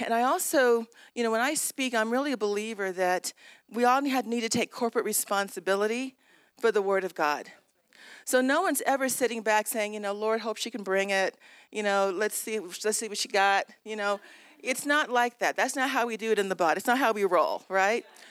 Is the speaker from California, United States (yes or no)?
yes; Southern California, United States; I was raised in Southern California.